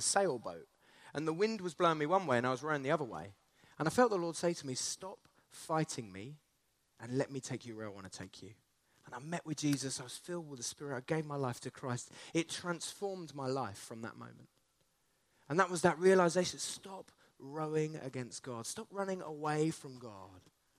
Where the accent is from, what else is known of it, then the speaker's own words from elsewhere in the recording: Essex, East of England, United Kingdom; now in Canterbury, United Kingdom; I grew up in Essex. I now live in Canterbury.